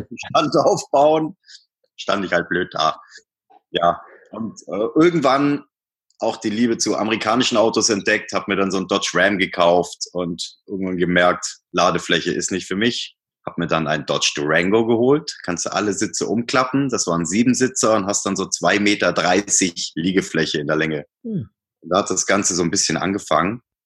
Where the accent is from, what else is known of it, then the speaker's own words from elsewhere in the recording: Swabian Jura, Baden-Württemberg, Germany; moved away as an adult; also born or lived in Hamburg; now in Munich, Germany; bin auf der Schwäbischen Alb geboren, südlich von Stuttgart, war dort eigentlich äh, so die meiste Zeit meines Lebens